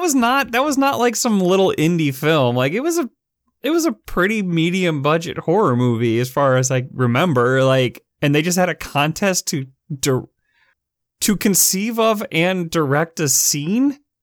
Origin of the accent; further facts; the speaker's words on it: Chicago, Illinois, United States; the Chicago Tribune, my hometown paper